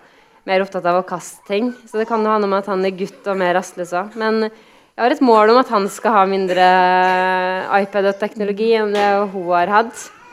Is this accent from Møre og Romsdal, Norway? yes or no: yes; Kristiansund, Møre og Romsdal, Norway; moved away; Kristiansund, der jeg er fra